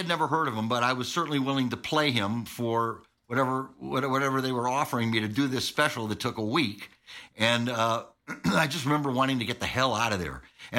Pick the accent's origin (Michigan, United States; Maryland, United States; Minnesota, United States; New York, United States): New York, United States; Syracuse; I was from Syracuse.